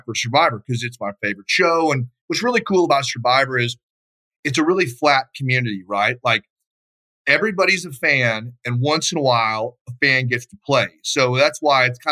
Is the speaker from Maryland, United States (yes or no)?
no; Texas, United States; moved away as an adult; also born or lived in Dallas; now in Idaho, United States; I'm from Texas originally. I live up here in Idaho now.